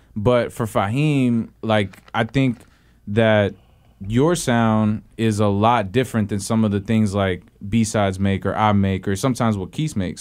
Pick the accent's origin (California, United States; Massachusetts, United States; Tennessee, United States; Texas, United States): Texas, United States; Houston; now in San Francisco Bay Area, United States; I'm from Houston